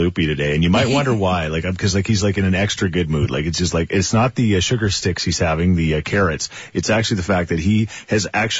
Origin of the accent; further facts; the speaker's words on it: Australia; See, I'm Australian. I can't do it. I can't do the accent.